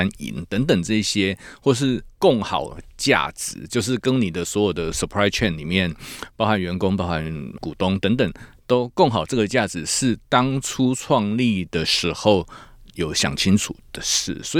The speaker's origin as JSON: {"language": "Chinese", "town": "Tainan", "country": "Taiwan", "said": "因为我是台南人嘛"}